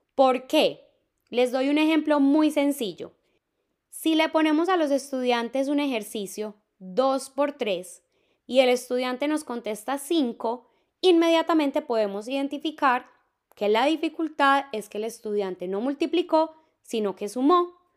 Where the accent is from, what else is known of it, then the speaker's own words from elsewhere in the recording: Medellín, Antioquia, Colombia; Yo soy de Medellín